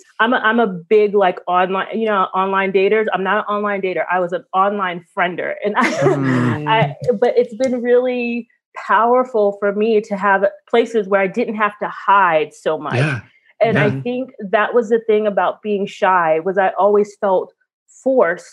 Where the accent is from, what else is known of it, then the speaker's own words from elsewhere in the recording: New York City, New York, United States; I'm from Brooklyn in the 80s and 90s under Rudy Giuliani.